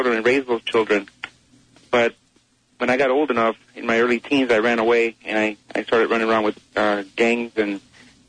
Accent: Los Angeles, California, United States; I grew up in the Barrio of East Los Angeles

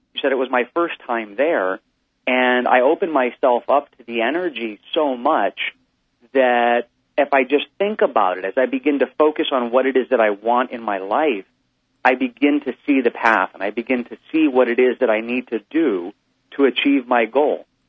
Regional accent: Hawaii, United States; I'm from Hawaii

